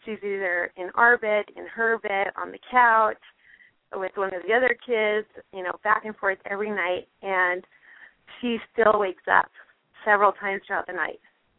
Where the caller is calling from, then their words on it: Snowflake, Arizona, United States; Hi, I'm calling from Snowflake, Arizona.